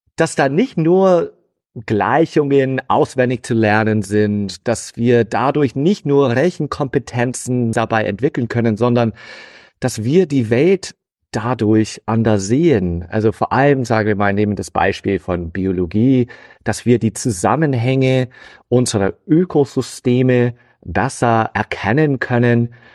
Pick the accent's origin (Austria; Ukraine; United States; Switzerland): United States; German is a second language; moved away as an adult; also born or lived in Hannover, Germany; now in Dortmund, Germany; Ich bin gebürtiger Amerikaner